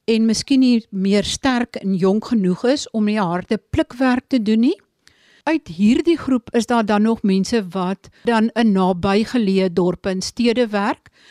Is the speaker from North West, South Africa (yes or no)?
no; Sundays River Valley, Eastern Cape, South Africa; Dit is die gebied waar ek vandaan kom